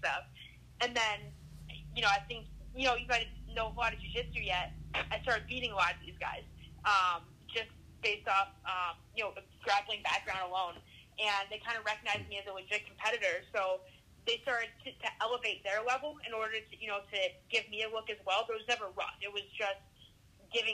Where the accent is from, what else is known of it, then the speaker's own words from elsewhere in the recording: Michigan, United States; moved away; I'm from Michigan originally